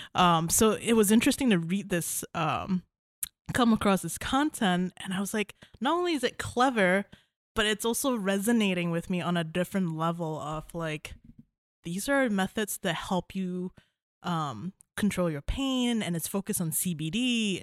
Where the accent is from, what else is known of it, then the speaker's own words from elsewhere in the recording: Malaysia; moved away as an adult; now in Kalamazoo, United States; I'm originally from Malaysia. I came here for school, um, and I stayed here for a boy.